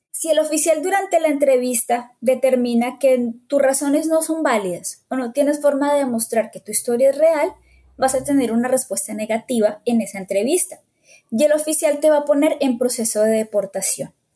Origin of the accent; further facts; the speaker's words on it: Bogotá, Colombia; moved away as an adult; now in United States; soy de Bogotá, Colombia